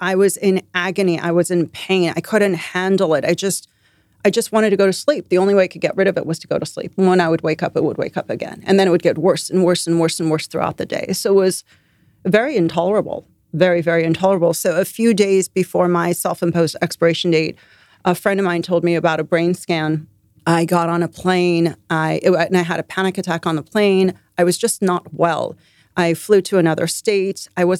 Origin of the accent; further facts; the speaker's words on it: Iran; also born or lived in London; now in United States; I was born in Iran. I lived in Iran for a bunch of years. Then we moved to London. I lived in London. And then we moved to the States.